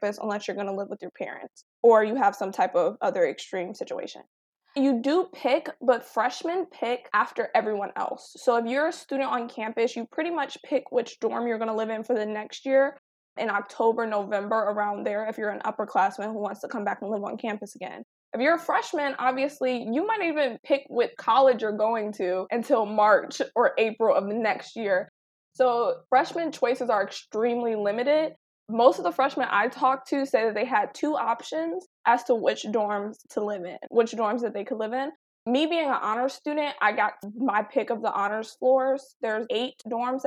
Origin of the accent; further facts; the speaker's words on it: Detroit, Michigan, United States; I'm from Detroit